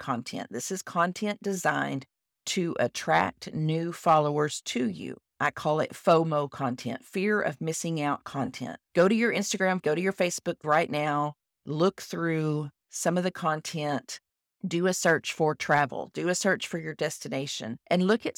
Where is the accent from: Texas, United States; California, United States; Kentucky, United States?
Texas, United States; I am a Texan